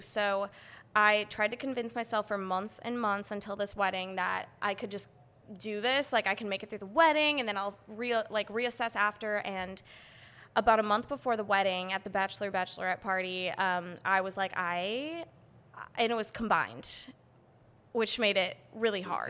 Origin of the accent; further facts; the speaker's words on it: Madison, Wisconsin, United States; moved away as an adult; now in San Diego, United States; I'm from Wisconsin